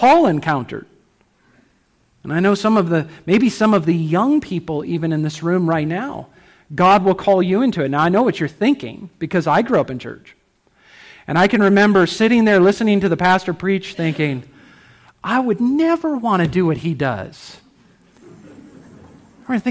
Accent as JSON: {"language": "English", "country": "United States", "said": "We're familiar as American Christians with the concept of a missionary"}